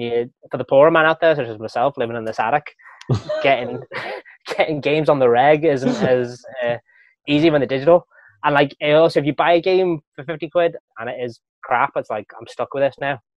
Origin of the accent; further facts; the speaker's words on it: Wales, United Kingdom; moved away; growing up in Wales